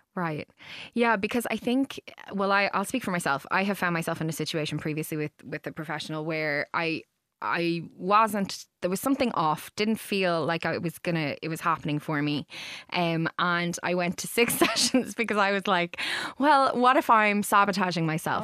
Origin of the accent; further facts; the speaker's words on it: Ireland; as Irish people